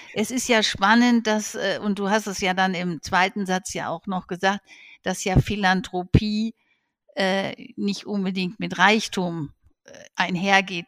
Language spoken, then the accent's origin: German; Herdecke, North Rhine-Westphalia, Germany; Ich bin am Gemeinschaftskrankenhaus Herdecke aufgewachsen